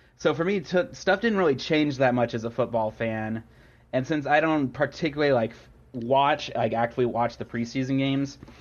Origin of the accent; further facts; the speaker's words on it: Kansas City, United States; also born or lived in New Jersey; I was born and raised around Kansas City area